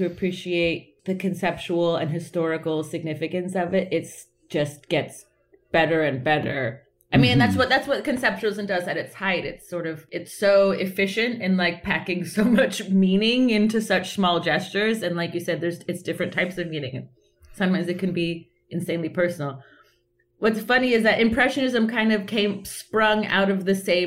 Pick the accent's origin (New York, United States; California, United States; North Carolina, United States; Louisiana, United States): California, United States; Southern; I was born and raised in Southern California